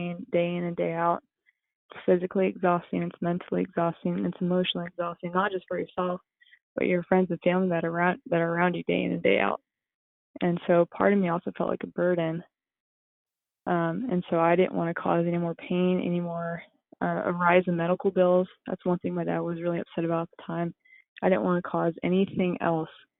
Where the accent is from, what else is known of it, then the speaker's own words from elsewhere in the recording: New Braunfels, Texas, United States; I grew up in New Braunfels, Texas